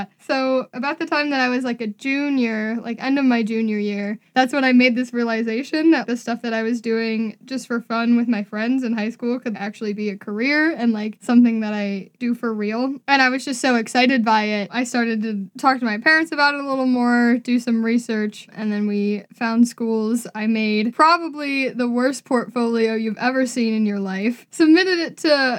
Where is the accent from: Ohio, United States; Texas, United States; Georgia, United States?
Ohio, United States; Cleveland; I'm from Cleveland, Ohio, born and raised there